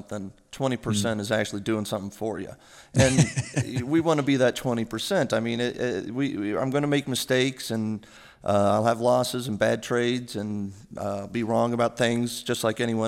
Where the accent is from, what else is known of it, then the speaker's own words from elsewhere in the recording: New Mexico, United States; moved away as an adult; also born or lived in New York; I'm originally from New Mexico, and I started off serving coffee at a Starbucks when I moved to New York with a one-way ticket when I graduated college